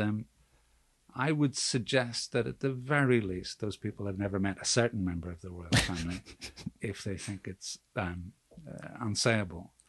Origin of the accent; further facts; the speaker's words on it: Belfast, Northern Ireland, United Kingdom; I'm from Belfast and I'm I'm a I'm a working class Catholic